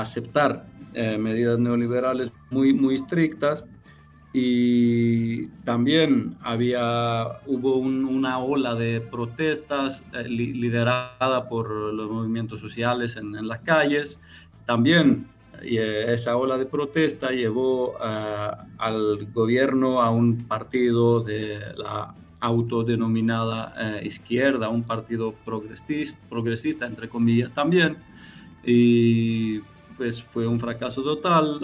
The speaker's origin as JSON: {"language": "Spanish", "country": "Greece", "second_language": "Spanish"}